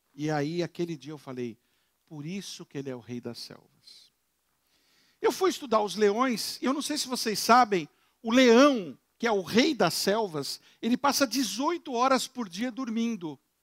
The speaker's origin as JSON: {"language": "Portuguese", "region": "São Paulo", "country": "Brazil", "said": "Eu moro, eu sou de São Paulo, eu tenho uma casa na montanha, em Campos do Jordão."}